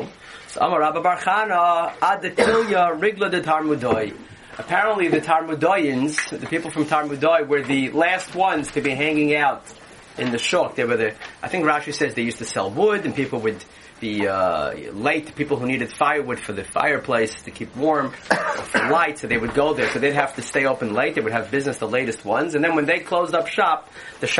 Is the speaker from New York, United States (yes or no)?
yes; New York City, New York, United States; moved away; where I grew up in Borough Park and Flatbush